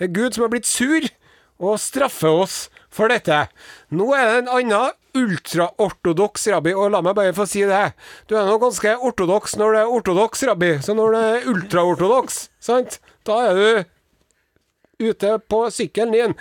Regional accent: Southern Norway, Norway; oss søringene

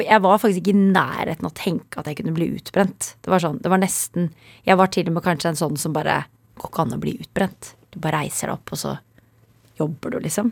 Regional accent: Kolbotn, Akershus, Norway; also born or lived in near Cologne, Germany; Vi er født i Tyskland, er litt utenfor Köln. og så flyttet vi til Kolbotn

